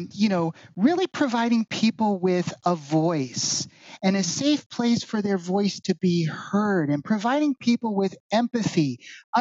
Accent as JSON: {"language": "English", "region": "Northern California", "country": "United States", "tie": "born or raised there", "also_born_or_lived": "Honolulu, Hawaii", "moved": "as an adult", "lives_now": "Orlando, United States", "said": "I grew up in Northern California. I was actually born in Honolulu. My dad was in the Navy and he was stationed out there. And we moved from Hawaii out to Northern California. So that's where I grew up"}